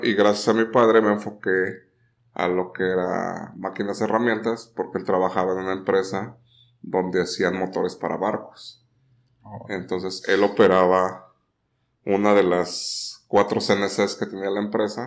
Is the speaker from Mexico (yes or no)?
yes; Puebla, Mexico; moved away as an adult; now in Tijuana, Mexico; soy originalmente de Puebla, pero tijuanense de corazón. Este, llegué hace 24 años. este, recién salido la, de la carrera.